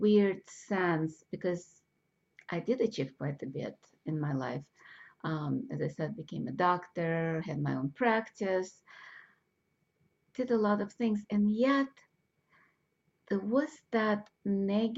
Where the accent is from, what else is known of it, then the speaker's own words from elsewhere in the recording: Russia; moved away; I grew up in Russia